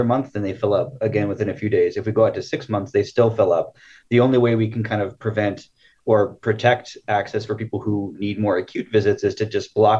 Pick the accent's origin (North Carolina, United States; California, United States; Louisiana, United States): California, United States; Siskiyou County; I grew up in Siskiyou County.